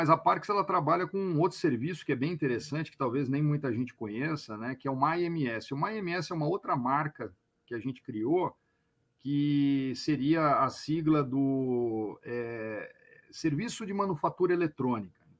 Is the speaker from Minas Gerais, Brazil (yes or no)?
no; São Paulo, Brazil; now in Cachoeirinha, Brazil; eu sou paulista, né, outra coisa que tu perguntou de mim, não falei de onde eu sou, sou paulistano, nasci na, no bairro da Pompeia, mori minha vida inteira na Lapa, e me mudei para cá desde 2018